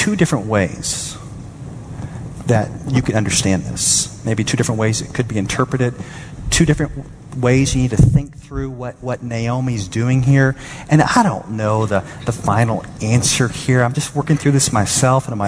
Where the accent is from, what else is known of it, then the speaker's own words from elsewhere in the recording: Dallas, Texas, United States; I'm from Dallas.